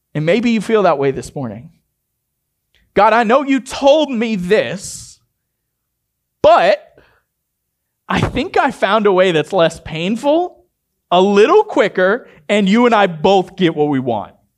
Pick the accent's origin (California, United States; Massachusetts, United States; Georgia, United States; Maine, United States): Maine, United States; I grew up in Maine